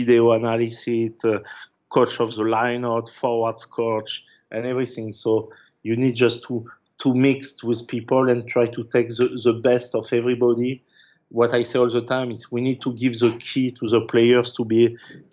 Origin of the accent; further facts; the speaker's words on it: France; English is a second language; moved away as an adult; also born or lived in England; I came from France